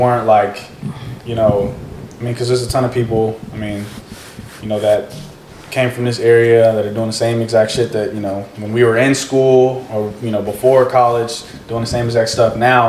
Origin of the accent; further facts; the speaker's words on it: Hutto, Texas, United States; growing up in Hutto